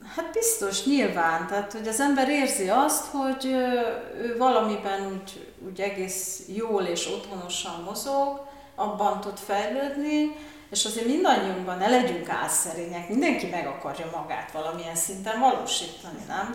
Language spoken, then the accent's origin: Hungarian; Târgu Mureș, Mureș County, Romania; én Marosvásárhelyen születtem, és pont az orvosi egyetem mellett laktunk